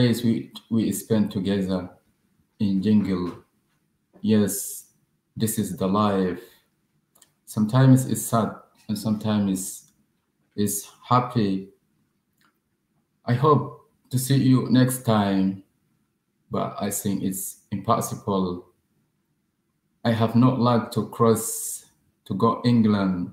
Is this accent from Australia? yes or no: no; Sudan; now in Calais, France; I'm from Sudan. Right now, I live in Calais.